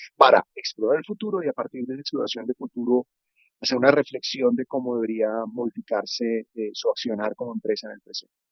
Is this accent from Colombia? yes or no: yes; Colombia; moved away as an adult; also born or lived in Netherlands; yo soy diseñador, soy colombiano y estoy en este momento viviendo en Colombia